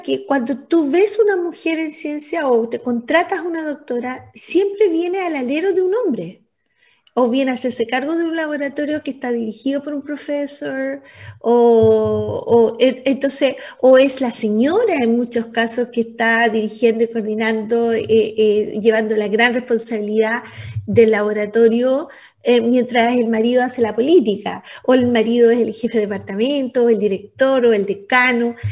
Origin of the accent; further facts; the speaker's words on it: Antofagasta, Chile; Yo soy antofagastina